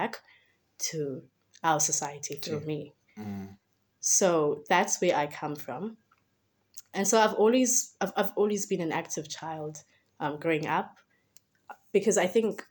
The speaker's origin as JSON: {"language": "English", "town": "Cape Town", "region": "Western Cape", "country": "South Africa", "tie": "born or raised there", "said": "So I was born and raised in the Western Cape, specifically Ekhayelitsha, is where I grew up."}